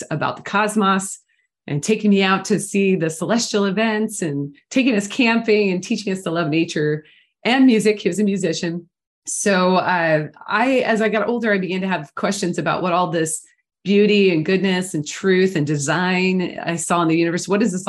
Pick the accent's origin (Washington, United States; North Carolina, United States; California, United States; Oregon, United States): Oregon, United States; Portland; also born or lived in the South; now in Houston, United States; I actually grew up atheist. I grew up without church in my life. And I'm from the Portland, Oregon area. So I didn't grow up in with a culture of Christianity.